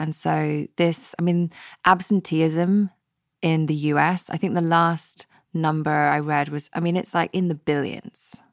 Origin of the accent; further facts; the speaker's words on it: West Coast of Scotland, United Kingdom; growing up on the West Coast of Scotland